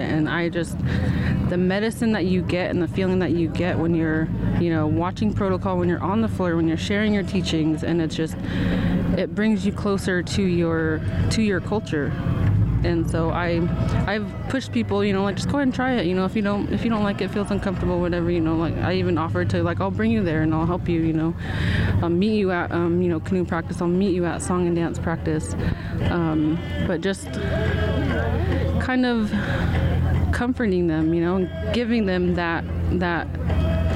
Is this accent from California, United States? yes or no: no; Muckleshoot Reservation, Washington, United States; I grew up on the Kuleet Reservation. I'm enrolled in the Muckleshoot Indian tribe